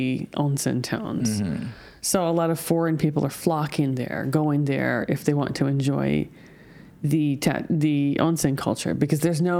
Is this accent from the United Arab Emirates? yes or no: no; United States; now in Japan; I'm from America.